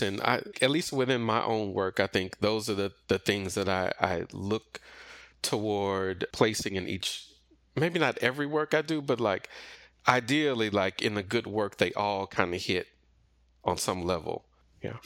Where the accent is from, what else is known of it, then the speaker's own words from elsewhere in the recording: Missouri City, Texas, United States; I grew up primarily in the Missouri City, Sugarland area, kinda in, in the suburbs